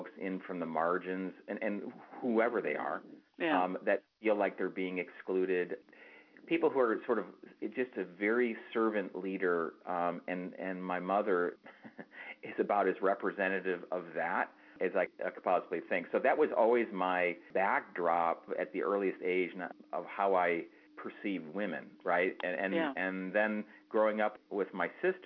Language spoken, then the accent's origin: English; outside of Detroit, Michigan, United States; I grew up outside of Detroit in a suburban area here